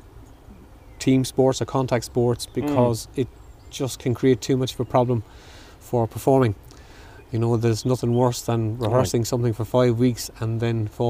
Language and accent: English; Clonmel, Tipperary, Ireland; I'm from Dillon Street